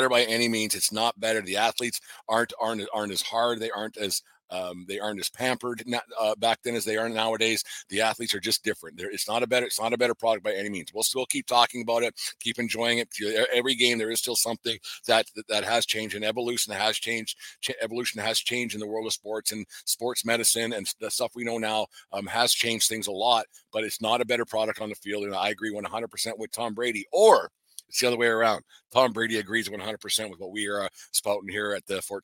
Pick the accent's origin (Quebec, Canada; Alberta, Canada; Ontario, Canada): Alberta, Canada; Fort Macleod; Fort McLeod over the weekend. My hometown, the homeland